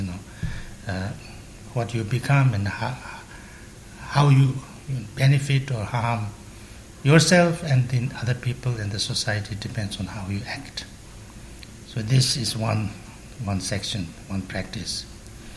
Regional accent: Tibet, China; English is a second language; moved away; also born or lived in Sikkim, India / Varanasi, India; I was born in Tibet, and we didn't have money

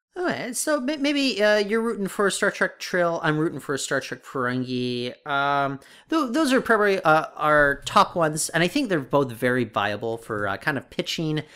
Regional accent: United States; now in Canada; I grew up in the U S

